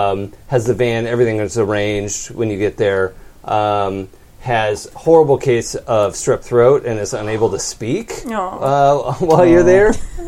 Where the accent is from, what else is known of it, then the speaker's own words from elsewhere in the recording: Wisconsin, United States; accent: Wisconsin; my Wisconsin accent can turn into Scottish